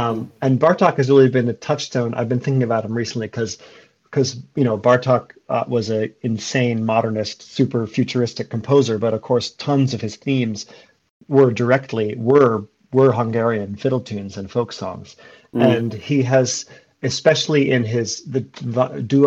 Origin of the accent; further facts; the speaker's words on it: Brattleboro, Vermont, United States; moved away; also born or lived in New York City; I'm from Brattleboro, Vermont, which when I was a kid was and still is a hotbed of sort of hippie, folky, folk musician type people. And so I grew up in the midst of a lot of that music